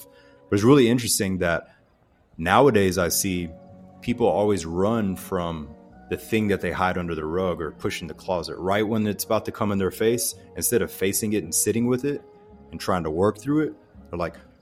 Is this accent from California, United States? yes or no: no; Pensacola, Florida, United States; I grew up in the South, so I don't know if we're still in the world record books, but Pensacola, Florida, and that whole panhandle area